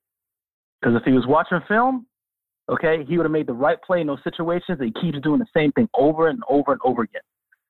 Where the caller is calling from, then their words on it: Brooklyn, New York, United States; from Brooklyn.